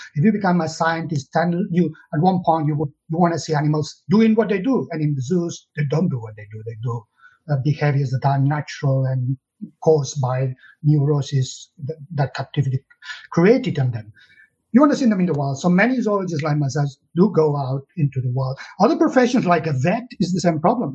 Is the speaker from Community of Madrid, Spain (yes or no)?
no; Catalonia, Spain; English is a second language; moved away as an adult; now in United Kingdom; I was born in Catalonia, in the south of uh, Europe, uh, and in the 60s